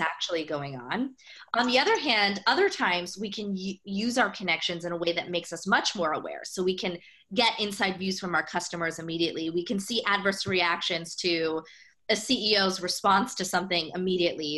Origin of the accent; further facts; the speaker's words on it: United States; growing up as an Indian immigrant kid mm. in the US